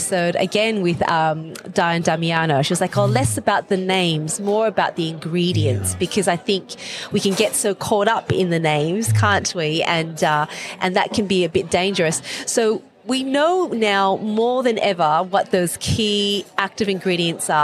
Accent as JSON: {"language": "English", "country": "Australia", "said": "I'm from Australia"}